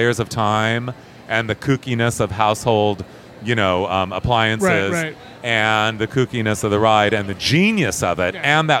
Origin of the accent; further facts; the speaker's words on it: Ontario, California, United States; I grew up in Ontario, California.